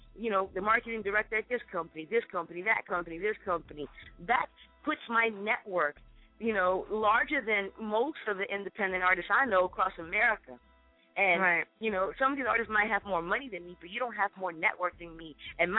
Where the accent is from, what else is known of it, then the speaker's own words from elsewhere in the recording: Brooklyn, New York, United States; I'm from Brooklyn. We got our own stadium now